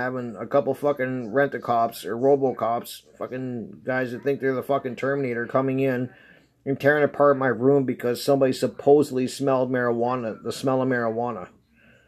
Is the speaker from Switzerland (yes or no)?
no; Canada; I'm Canadian